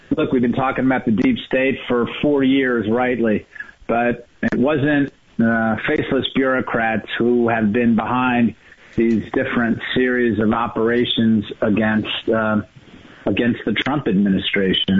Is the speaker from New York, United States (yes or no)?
yes; New York, United States; moved away; I'm from New York originally.